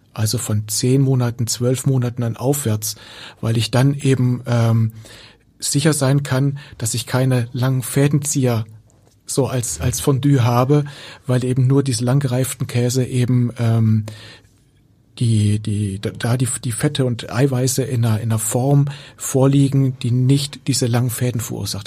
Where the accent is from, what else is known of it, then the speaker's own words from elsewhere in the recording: Germany; hier bei uns in Deutschland